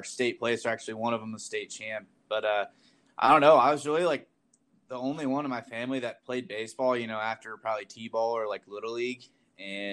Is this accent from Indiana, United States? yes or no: yes; Yorktown, Indiana, United States; I'm from Yorktown, Indiana.